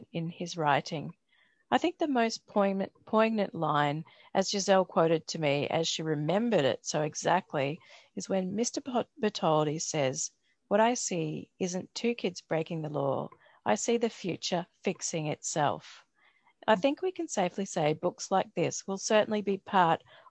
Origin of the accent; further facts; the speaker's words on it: Brisbane, Queensland, Australia; now in Melbourne, Australia; Growing up in Brisbane, which is actually where Stephen Herrick is, I rode to school